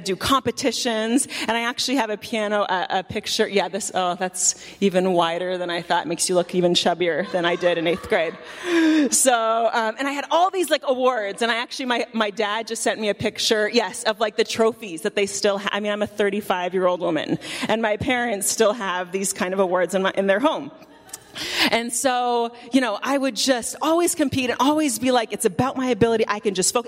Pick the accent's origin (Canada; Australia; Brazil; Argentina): Canada; moved away; I grew up in Canada